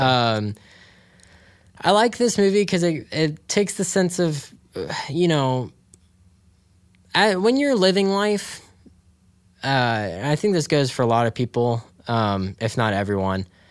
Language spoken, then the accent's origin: English; Dayton, Ohio, United States; we grew up in Dayton